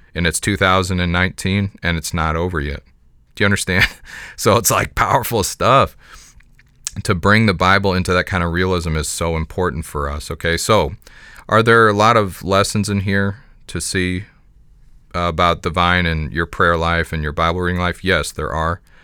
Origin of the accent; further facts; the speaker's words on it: Jefferson County, Missouri, United States; I was raised in Jefferson County, which is, doesn't have, at the time I was living there, did not have the distinction of being rural